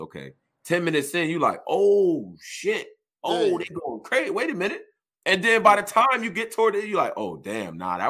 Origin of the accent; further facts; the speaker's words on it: New York, United States; I'm from New York.